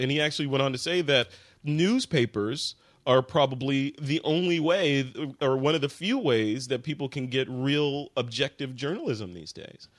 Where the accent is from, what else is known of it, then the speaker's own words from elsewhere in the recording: Chicago, Illinois, United States; I am from Chicago